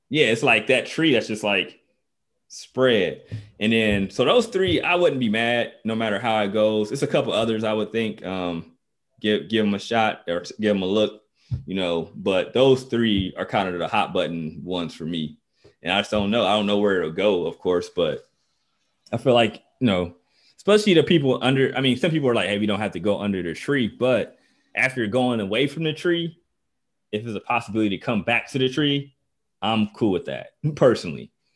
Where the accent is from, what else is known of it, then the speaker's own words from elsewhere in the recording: Dayton, Ohio, United States; I'm from Dayton. It's a ba, it's a basketball city.